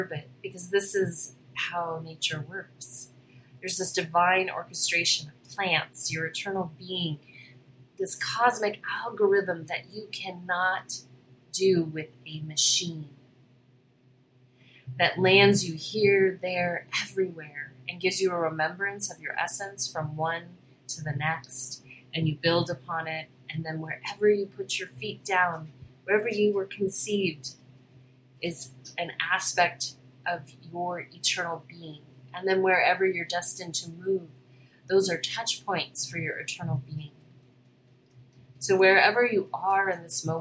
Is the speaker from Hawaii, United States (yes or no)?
yes; Hawaii, United States; I was born in Hawaii, spent my last life there.